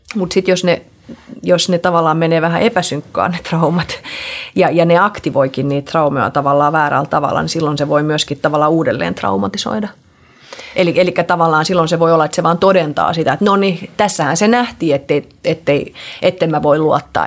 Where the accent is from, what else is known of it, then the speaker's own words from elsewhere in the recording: Finland; also born or lived in Sweden; kun me muutettiin sieltä Ruotsista Suomeen, niin sitten mä olin, olin yhdeksänvuotiaana taas Suomesta